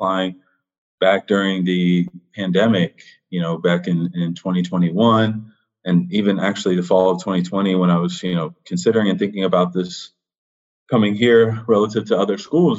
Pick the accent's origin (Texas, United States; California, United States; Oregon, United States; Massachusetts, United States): California, United States; Los Angeles; moved away as an adult; also born or lived in Villanova, Pennsylvania; now in Charlottesville, United States; I am a kid from Los Angeles, California, born and raised my whole life